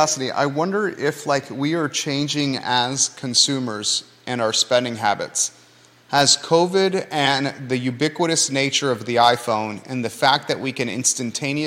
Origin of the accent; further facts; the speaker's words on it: Williamsburg, Virginia, United States; now in Charlottesville, United States; when we were kids, we grew up in Williamsburg